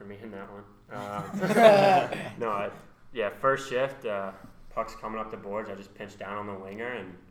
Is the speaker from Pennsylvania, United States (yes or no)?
no; St. Louis, Missouri, United States; I was born in 99. I'm a defenseman from St. Louis, Missouri.